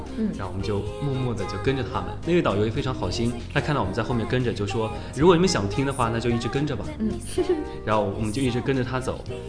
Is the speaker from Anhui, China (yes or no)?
yes; Huangshan, Anhui, China; also born or lived in Wuhu; 对，我是当地人。